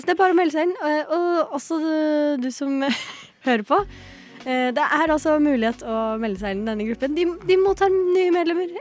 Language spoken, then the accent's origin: Norwegian; Lillehammer, Innlandet, Norway; Jeg er fra Lillehammer.